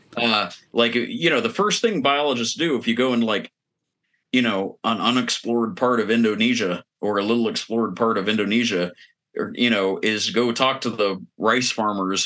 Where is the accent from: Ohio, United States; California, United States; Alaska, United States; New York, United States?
Ohio, United States; Eastern; I grew up in Eastern Ohio